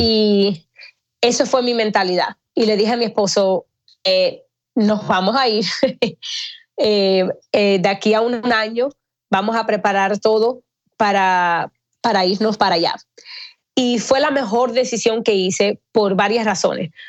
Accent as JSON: {"language": "Spanish", "town": "Miami", "region": "Florida", "country": "United States", "tie": "born or raised there", "also_born_or_lived": "Atlanta", "moved": "as an adult", "lives_now": "Los Angeles, United States", "said": "Yo soy cubana, me crié en Miami"}